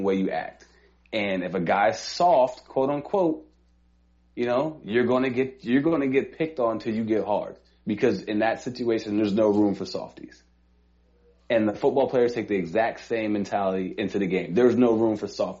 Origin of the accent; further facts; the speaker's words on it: New York City, New York, United States; I am from Harlem